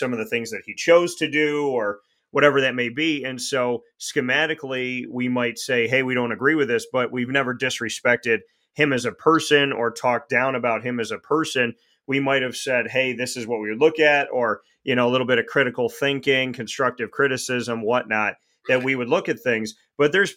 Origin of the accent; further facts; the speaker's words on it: Syracuse, New York, United States; my hometown. They know all about Syracuse